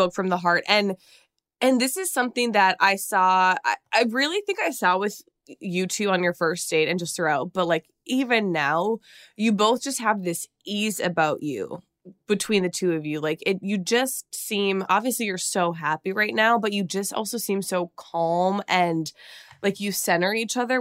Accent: Minnesota, United States; I'm from Minnesota

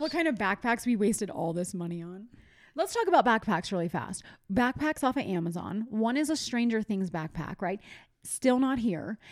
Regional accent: East Coast, United States; I'm from the East Coast

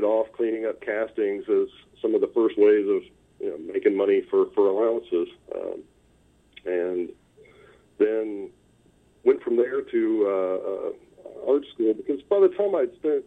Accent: Huntsville, Hartselle, Decatur area, North Alabama, United States; I grew up in North Alabama, in the Huntsville, Hartsville, Decatur area, on the Tennessee River

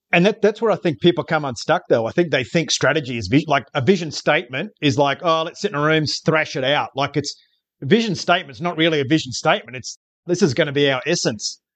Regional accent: Queensland, Australia; as a Queenslander

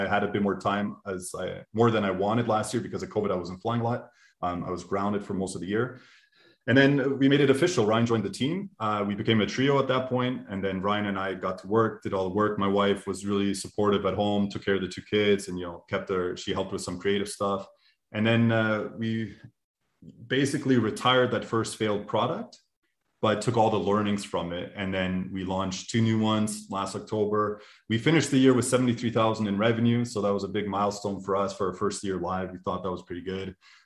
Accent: Canada; now in Munich, Germany; So we're both Canadian, but we're living in Germany, actually. We're living in Munich.

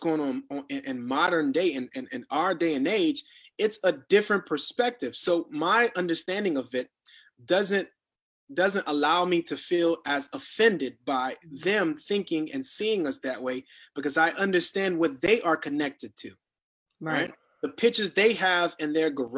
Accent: South Florida, United States; moved away; a Black man in America, growing up in South Florida, having an opportunity to live outside of Florida

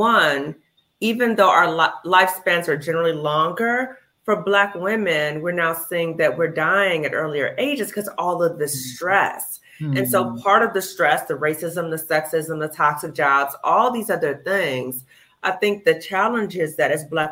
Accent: Chicago, Illinois, United States; moved away; I'm from Chicago

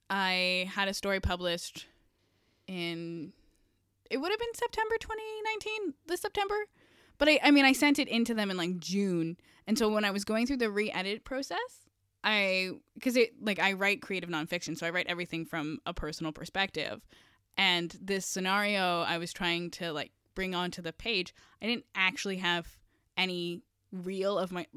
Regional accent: Kawartha Lakes, Ontario, Canada; And I grew up in the Kawartha Lakes, so I get it.

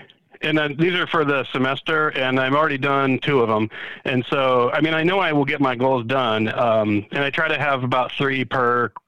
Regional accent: Stow, Ohio, United States; I'm from Stowe, Ohio.

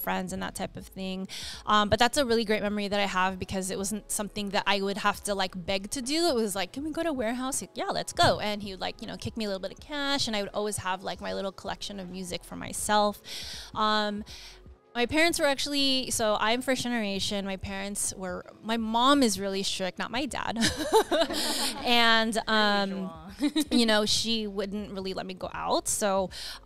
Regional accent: Diamond Bar, California, United States; also born or lived in Los Angeles, California; I was born in Los Angeles and I grew up in Diamond Bar

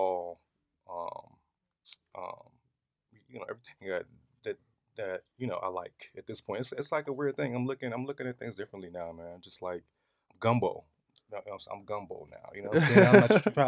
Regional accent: Chicago, Illinois, United States; I'm from the Chi. I'm from Chicago

